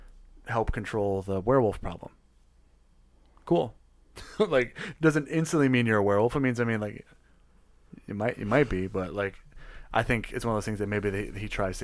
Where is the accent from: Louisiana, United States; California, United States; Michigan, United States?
Michigan, United States; Detroit; People already give me a look when I say I'm from Detroit.